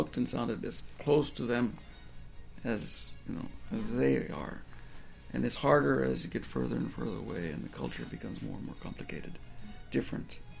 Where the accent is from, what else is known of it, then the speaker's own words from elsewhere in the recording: Arizona, United States; I'm from Arizona